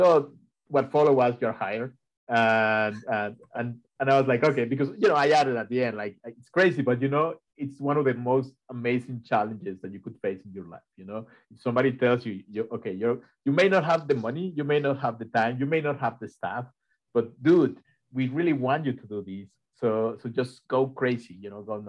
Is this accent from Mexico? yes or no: yes; Mexico; now in Ithaca, United States; I am from Mexico, and I grew up in a place where you could never do what Rebecca did here in the US.